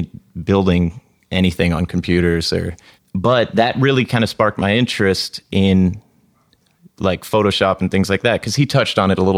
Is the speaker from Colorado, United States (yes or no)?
no; Florida, United States; moved away as an adult; now in San Francisco, United States; I'm from Florida.